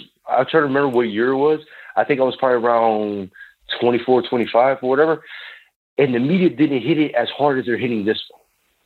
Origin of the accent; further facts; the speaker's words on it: Florida, United States; And I'm from Florida, so I'm sitting there treating it like a hurricane.